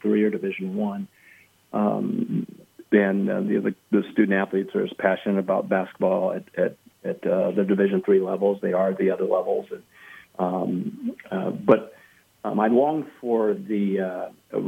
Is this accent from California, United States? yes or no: yes; Pasadena, California, United States; I grew up in Pasadena, California